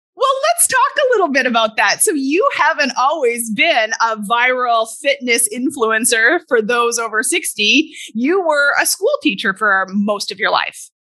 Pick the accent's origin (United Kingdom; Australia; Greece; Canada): Canada; moved away; I'm originally from Canada